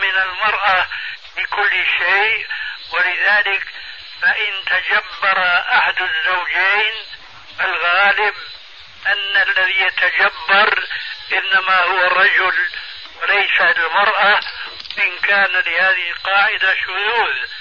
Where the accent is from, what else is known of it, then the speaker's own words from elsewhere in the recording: Syria; عندنا في سوريا